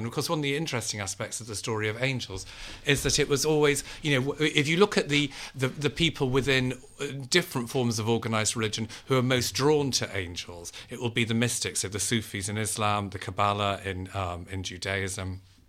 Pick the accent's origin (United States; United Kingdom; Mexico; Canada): United Kingdom; Liverpool, North West England; One was my own upbringing, in that I was brought up Catholic in Liverpool, which is a very Catholic place.